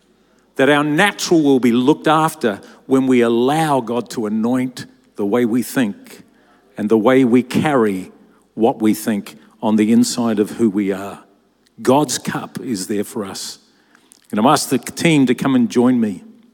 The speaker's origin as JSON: {"language": "English", "town": "Lower Hutt", "region": "Wellington", "country": "New Zealand", "tie": "born or raised there", "said": "I grew up in Lower Hutt, New Zealand. It was a very small town where we literally had nothing. I was one of eight children."}